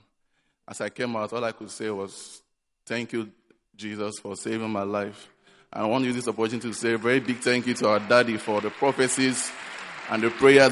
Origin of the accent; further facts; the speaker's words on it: Nigeria; now in Accra, Ghana; back home in Nigeria